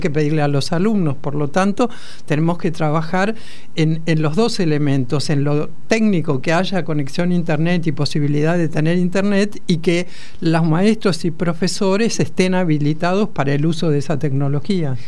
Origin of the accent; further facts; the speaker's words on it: La Plata, Buenos Aires Province, Argentina; yo soy eh, platense